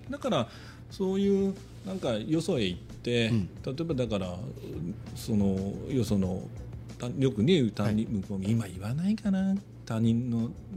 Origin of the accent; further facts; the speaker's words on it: Shizuoka, Japan; こっちはあ静岡から来た